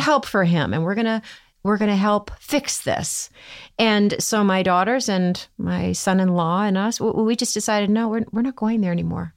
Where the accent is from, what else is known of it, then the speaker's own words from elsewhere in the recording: Midwest, United States; growing up in the Midwest